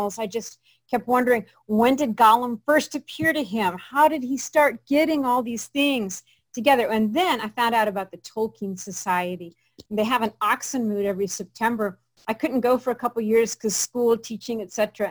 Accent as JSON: {"language": "English", "town": "Springfield", "region": "Illinois", "country": "United States", "said": "I'm from Springfield, Illinois."}